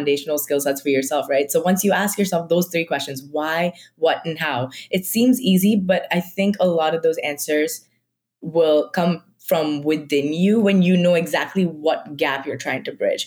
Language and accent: English; Mumbai, Maharashtra, India; moved away; I am from like Mumbai. Like I am Marathi.